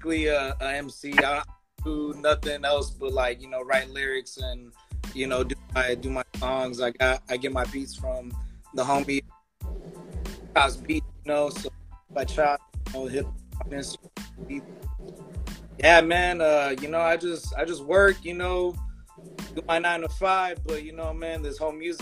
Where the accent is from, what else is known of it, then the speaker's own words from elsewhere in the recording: Compton, California, United States; now in Lake Elsinore, United States; before I came out to Elsinore, I grew up in Compton